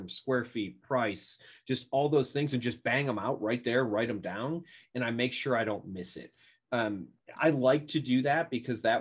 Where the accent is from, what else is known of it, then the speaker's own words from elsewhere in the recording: New York, United States; moved away; also born or lived in Arkansas; I'm from New York. That's where I grew up